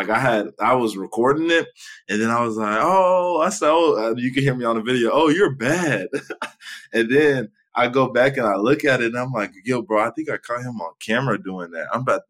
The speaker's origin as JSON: {"language": "English", "region": "Texas", "country": "United States", "said": "I'm just from Texas. I've been to SeaWorld plenty of times."}